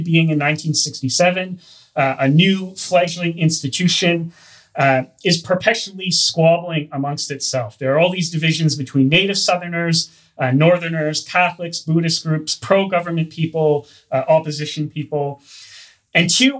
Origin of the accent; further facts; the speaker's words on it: Canada; accent: Hoser; I'm Canadian